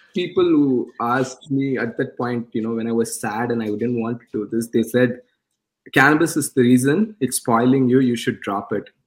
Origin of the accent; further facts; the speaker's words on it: India; English is a second language; moved away; I was born in India